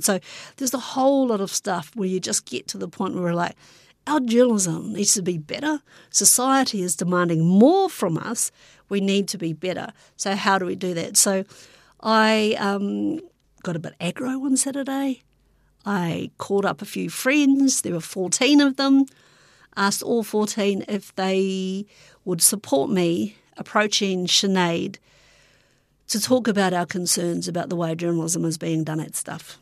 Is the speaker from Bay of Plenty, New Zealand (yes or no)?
no; Hastings, Hawke's Bay, New Zealand; moved away; I also grew up in Hastings